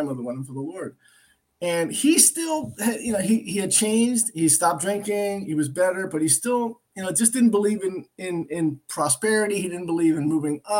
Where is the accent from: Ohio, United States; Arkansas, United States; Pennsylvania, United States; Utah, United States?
Pennsylvania, United States; Lansdale; also born or lived in Philadelphia, Pennsylvania / Puerto Rico (family); I was born in North Philadelphia, but I was moved to the suburb when I was 5-6 years old to Lansdale. So I grew up in a predominantly safe neighborhood